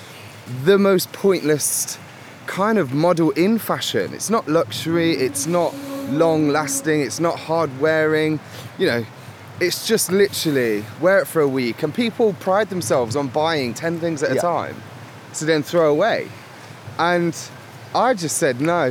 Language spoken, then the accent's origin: English; Leicester, East Midlands, United Kingdom; moved away as an adult; also born or lived in London; Born and raised in Leicester